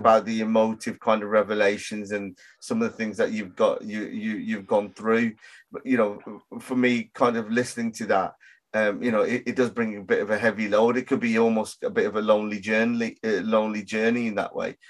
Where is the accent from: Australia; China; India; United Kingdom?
United Kingdom; Birmingham, West Midlands; I grew up in Handsworth in Birmingham